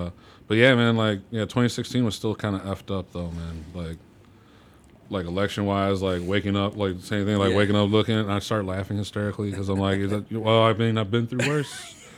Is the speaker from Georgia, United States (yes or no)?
no; Chicago, Illinois, United States; oh, yeah, I'm from Chicago.